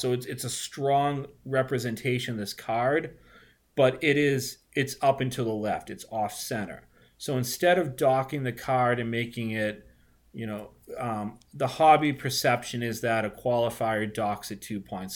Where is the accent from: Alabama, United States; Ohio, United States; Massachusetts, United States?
Massachusetts, United States; Boston; accent: Boston; I'm a Boston guy, if you can't tell from my disgusting accent